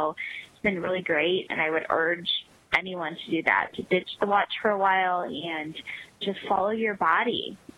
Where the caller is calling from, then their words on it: Chicago, Illinois, United States; I'm calling from the Chicago area.